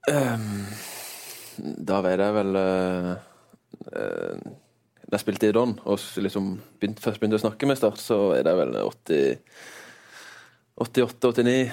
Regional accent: Northern Norway, Norway; Jeg er fra Nord-Norge, men uh, ikke same.

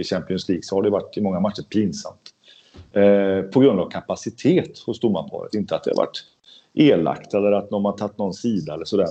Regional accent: Sweden; som svensk

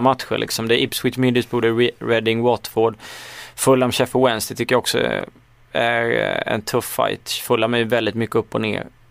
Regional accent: Småland, Sweden; accent: Småländska; jag sitter i alla fall med min småländska stämma

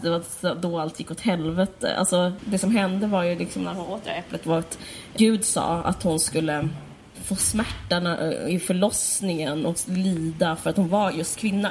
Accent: Skåne, Sweden; also born or lived in Stockholm; både du och jag är uppvuxna på Österlen

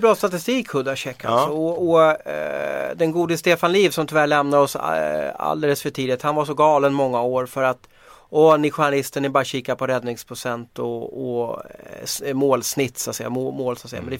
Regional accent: Sweden; som svensk journalist

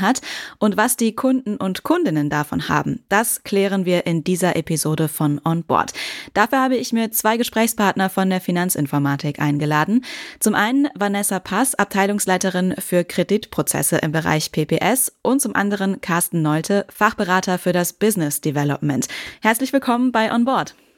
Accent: Westmünsterland, North Rhine-Westphalia, Germany; in meiner Heimat im Westmünsterland

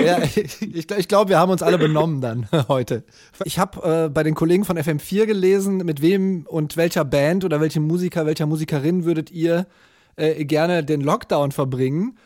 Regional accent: Germany; Bei uns in Deutschland

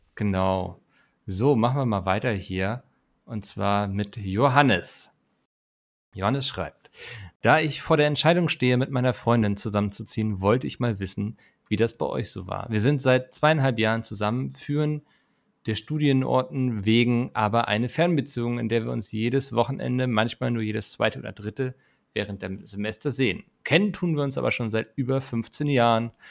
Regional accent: Northern Germany, Germany; ich als Norddeutscher

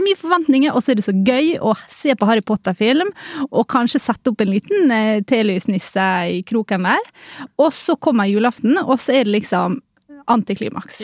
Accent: Ålesund, Møre og Romsdal, Norway; Jeg er fra Ålesund

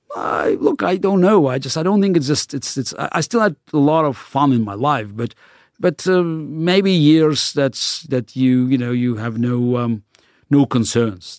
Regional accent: Baku, Azerbaijan; first language Russian; English is a second language; moved away; I grew up in the Soviet Union in the city of Baku, which was a, very multi-ethnic city.

